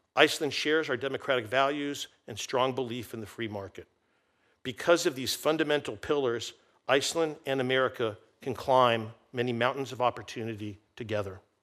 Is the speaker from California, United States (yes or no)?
yes; Santa Monica Bay, Southern California, United States; growing up in Southern California on Santa Monica Bay